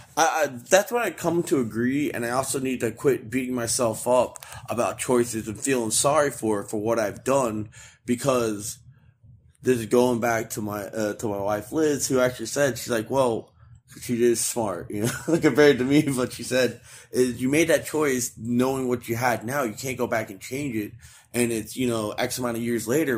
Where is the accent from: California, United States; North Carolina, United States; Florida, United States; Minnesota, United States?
Florida, United States; moved away; my home state of Florida